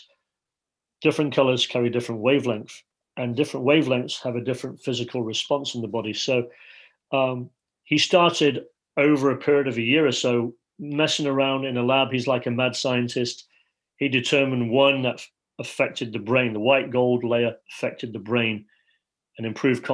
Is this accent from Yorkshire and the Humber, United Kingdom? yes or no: yes; Leeds, Yorkshire and the Humber, United Kingdom; I feel like I'm sitting as a five-year-old in Leeds, England, growing up in Yorkshire